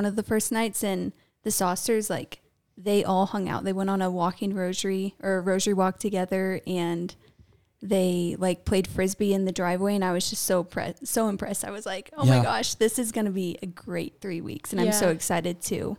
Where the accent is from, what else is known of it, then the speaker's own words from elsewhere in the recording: Kansas, United States; I'm from Kansas.